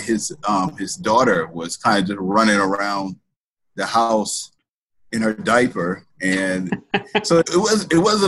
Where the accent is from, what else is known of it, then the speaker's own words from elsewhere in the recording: Racine, Wisconsin, United States; now in Madison, United States; I'm originally from Racine, Wisconsin. It's like 20 minutes south of Milwaukee.